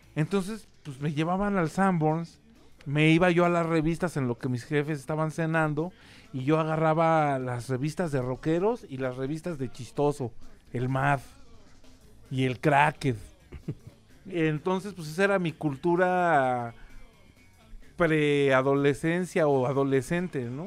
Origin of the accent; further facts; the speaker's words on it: Mexico City, Mexico; also born or lived in Colonia Condesa, Mexico City / Querétaro; mi familia se mudó a la colonia Nápoles, donde crecí y de donde soy oriundo.